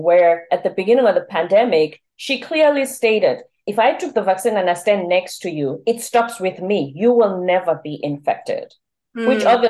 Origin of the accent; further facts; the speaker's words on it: South Africa; I'm South African.